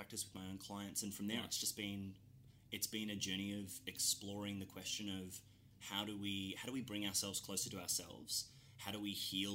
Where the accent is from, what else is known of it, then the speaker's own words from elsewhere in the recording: Cairns, Queensland, Australia; moved away as an adult; also born or lived in Melbourne; I'm from Cairns originally, in far north Queensland